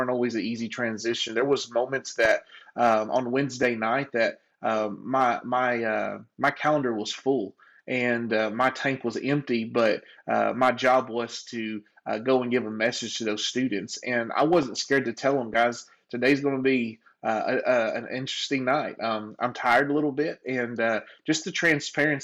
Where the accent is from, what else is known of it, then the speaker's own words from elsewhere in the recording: Conway, Arkansas, United States; I grew up in Brookside Trailer Park here in Conway, Arkansas